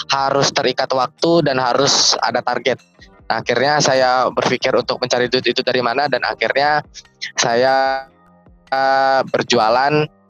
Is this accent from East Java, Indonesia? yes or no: no; Lampung, Indonesia; jadi saya ini asal dari Provinsi Lampung ya. Dan sedangkan Presiden University dari Bekasi Jawa Barat. Artinya saya merantau di Bekasi